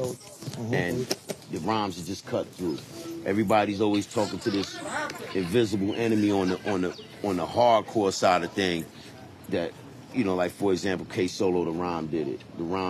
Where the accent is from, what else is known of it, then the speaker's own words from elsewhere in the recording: United States; also born or lived in Jamaica; All over in the U.S. You're talking about, I came to the States when I was 2 years old, but then I would go back and forth, you know, hang out with my pops.